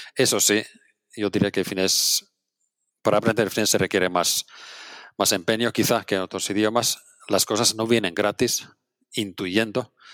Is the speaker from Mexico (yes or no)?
no; Oulainen, North Ostrobothnia, Finland; Spanish is a second language; moved away as an adult; now in Barcelona, Spain; es mi pueblo yo soy de un pueblo bastante pequeño, se llama Oulainen